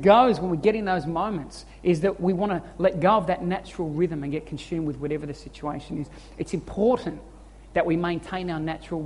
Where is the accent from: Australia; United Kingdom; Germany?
Australia; We feel like it's weak as Aussie men